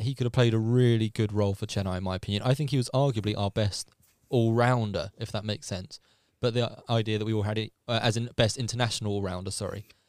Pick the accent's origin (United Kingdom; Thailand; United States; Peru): United Kingdom; England; as an Englishman